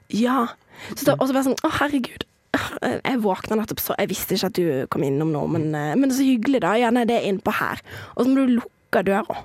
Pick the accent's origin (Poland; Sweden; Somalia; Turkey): Somalia; also born or lived in Western Norway; now in Norway; som somalier